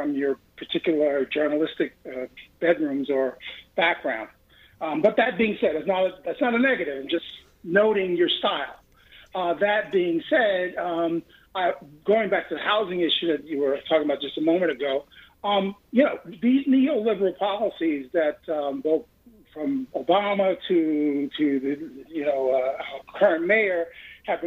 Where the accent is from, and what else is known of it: New York City, New York, United States